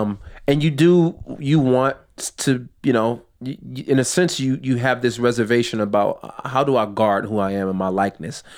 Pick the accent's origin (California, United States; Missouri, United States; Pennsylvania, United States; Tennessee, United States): California, United States; outside Los Angeles; I grew up in California, well, outside Los Angeles